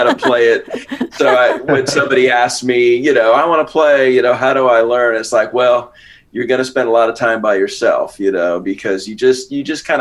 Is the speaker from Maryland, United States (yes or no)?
no; San Francisco, California, United States; I grew up around San Francisco.